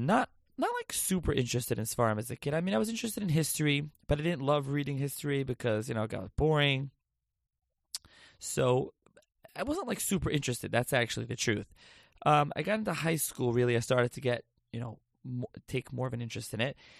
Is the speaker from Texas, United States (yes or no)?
no; Lakewood, New Jersey, United States; also born or lived in Passaic, New Jersey / Philadelphia / Israel; now in Toms River, United States; I'm actually from Lakewood originally.